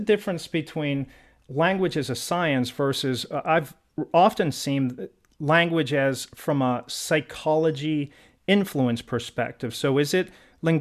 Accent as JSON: {"language": "English", "town": "Pittsburgh", "region": "Pennsylvania", "country": "United States", "accent": "Pittsburgh", "said": "I'm from Pittsburgh and we got a killer accent"}